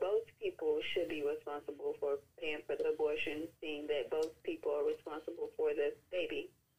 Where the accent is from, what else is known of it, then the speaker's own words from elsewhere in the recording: Texas, United States; now in New York, United States; I'm originally from Texas, but I'm in New York now.